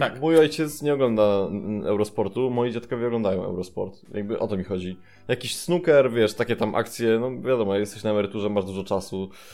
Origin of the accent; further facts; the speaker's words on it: Tricity, Pomeranian Voivodeship, Poland; Pochodzę z Trójmiasta